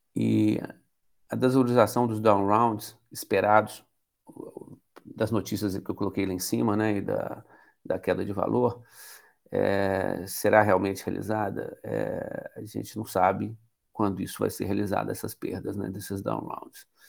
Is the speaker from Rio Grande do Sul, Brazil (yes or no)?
no; Minas Gerais, Brazil; eu sou mineiro, como todos, sempre fui empresário